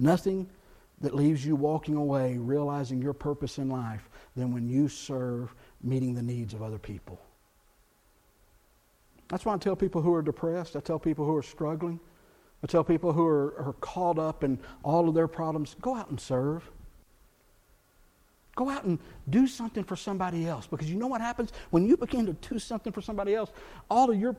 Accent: South Texas, United States; I grew up in South Texas, bilingual culture

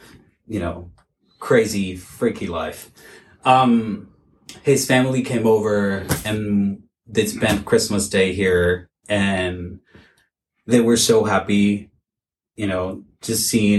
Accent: Venezuela; now in Astoria, United States; And I'm from Venezuela

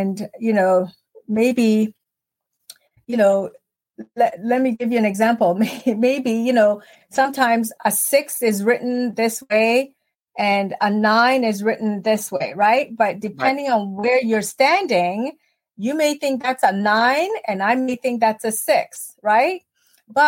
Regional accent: Ontario, Canada; moved away as an adult; also born or lived in Ghana; now in United States; So, I grew up in Canada

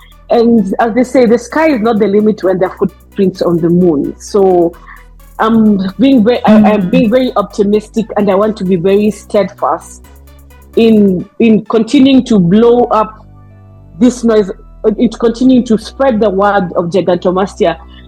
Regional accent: South Africa; I'm from South Africa.

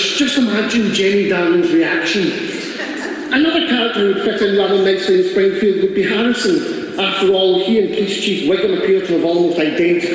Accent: Glasgow, Scotland, United Kingdom; I'm from Glasgow

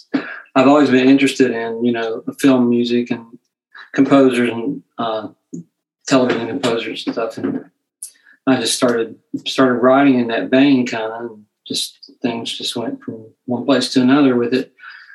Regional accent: Kentucky, United States; now in Portsmouth, United States; I was born in Portsmouth, Virginia. But I've lived here for, you know, like 30 years, so it's Ohio's home now. But I lived a lot in Lexington, Kentucky, and Ashland, Kentucky. I lived there as a child

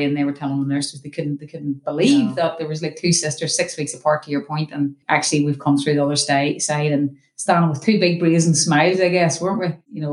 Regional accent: Ireland; moved away; we are Irish

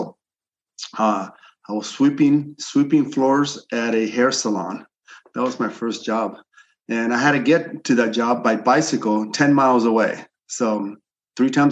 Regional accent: Los Angeles, California, United States; also born or lived in Chile; I'm originally from Chile and I'm an immigrant here. I came here illegally. I was about 8 or 9 years old

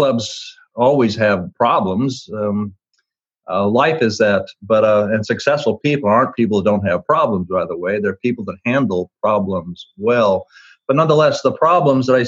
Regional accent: Twin Falls, Idaho, United States; When I was a kid growing up in Twin Falls, Idaho

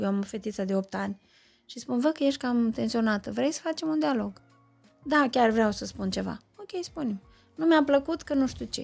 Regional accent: Moldova, Moldavia, Romania; sunt un moldovean care nu bea vin

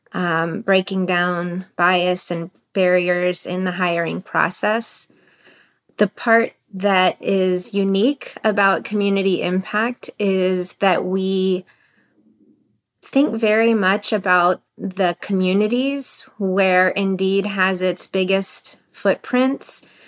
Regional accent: United States; I feel hyphenated in my identity and in my culture and that I'm Iranian and I'm American

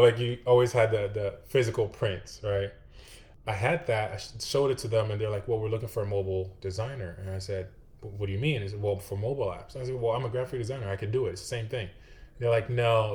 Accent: Ghana; moved away as an adult; now in Austin, United States; I was actually born and raised in West Africa, Ghana.

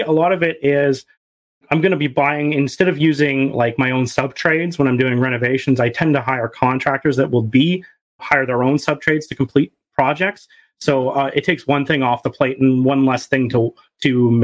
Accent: Canada; I'm a Canadian

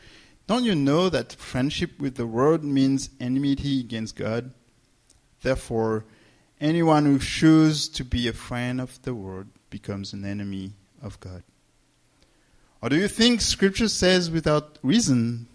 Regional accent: France; English is a second language; moved away; I'm from France, for those who don't know me. And so you may hear mistakes and accent

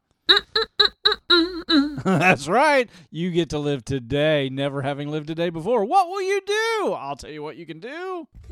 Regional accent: Norwood, United States; moved away; I grew up in Norwood

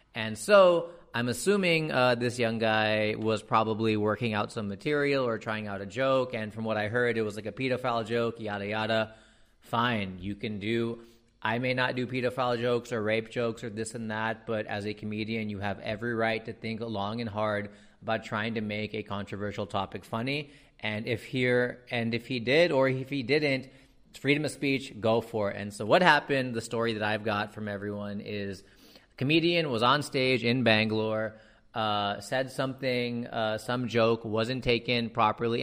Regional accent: United States; accent: American; now in India; I grew up in America poorer, poorer than most people in India

